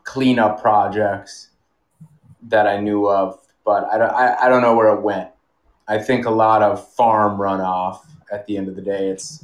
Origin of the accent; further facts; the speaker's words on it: Minneapolis, Minnesota, United States; I moved from South Minneapolis to Northeast Minneapolis. I grew up in Northeast, so it feels good to be back kind of in the old neighborhood